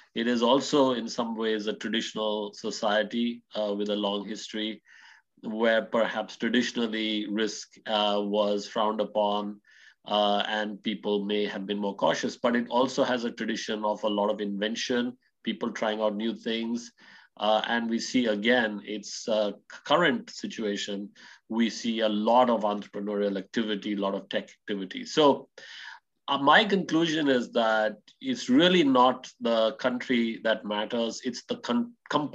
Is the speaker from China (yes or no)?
no; India; moved away as an adult; also born or lived in United States / Netherlands / United Kingdom; now in Cambridge, United Kingdom; I grew up in India.